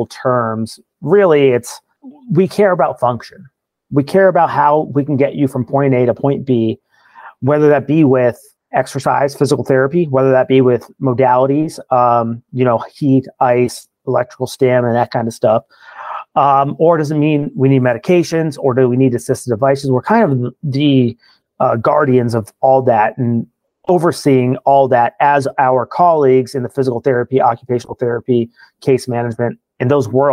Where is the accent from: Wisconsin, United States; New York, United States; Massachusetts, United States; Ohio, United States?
Ohio, United States; Marion; also born or lived in Columbus, Ohio; I was born and raised in Marion, Ohio, just north of Columbus, Ohio.